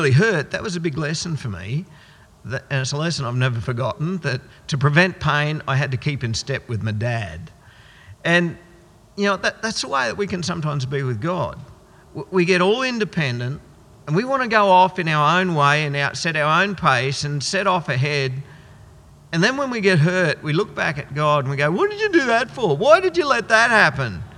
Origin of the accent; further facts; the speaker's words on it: Goondiwindi, Queensland, Australia; my hometown's Gundawindi, and we lived about half an hour out of town